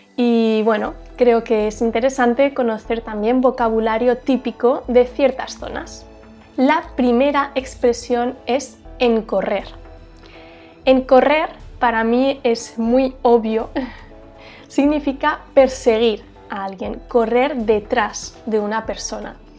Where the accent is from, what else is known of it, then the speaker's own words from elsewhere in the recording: Huesca, Aragon, Spain; yo soy de una ciudad pequeñita en el norte de España. Esta ciudad se llama Huesca